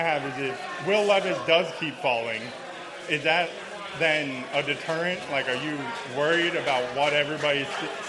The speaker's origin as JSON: {"language": "English", "town": "Red Wing", "region": "Minnesota", "country": "United States", "said": "from Prairie Island Red Wing area. Mm-hmm. I became a Vikings fan basically when I was born in 2000"}